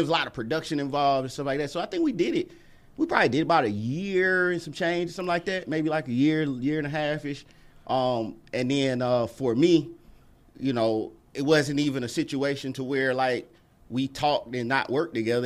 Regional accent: Atlanta, Georgia, United States; I was born in East Lake out of Atlanta

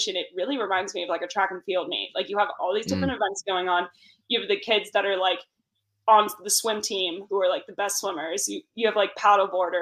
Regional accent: Santa Cruz, California, United States; also born or lived in Aptos, California; I'm from Santa Cruz, California, which is like Central Coast beach town

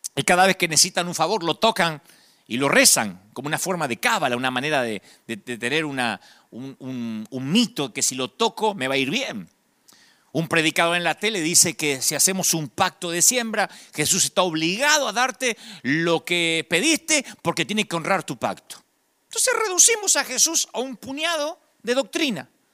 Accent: Argentina; los argentinos hablamos como cantando

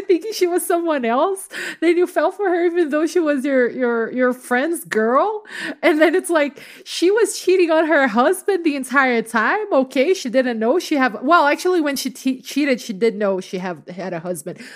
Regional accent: Rio de Janeiro, Brazil; moved away; I grew up in Rio

